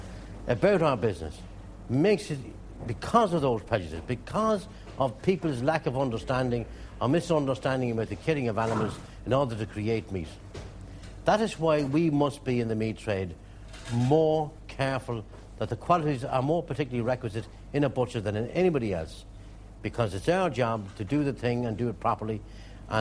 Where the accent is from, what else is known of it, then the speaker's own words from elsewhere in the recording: Drogheda, Leinster, Ireland; I was born and raised in Drogheda. All my family are in the town.